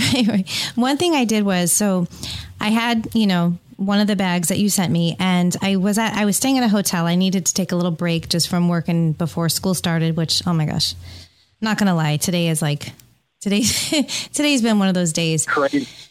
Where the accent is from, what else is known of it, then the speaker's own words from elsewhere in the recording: San Francisco Bay Area, California, United States; moved away; the San Francisco Bay Area, which is my hometown